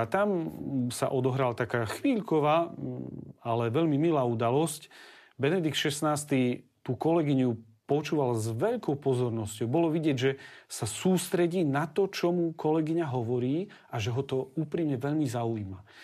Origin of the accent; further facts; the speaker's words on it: Slovakia; also born or lived in Rome; doma na Slovensku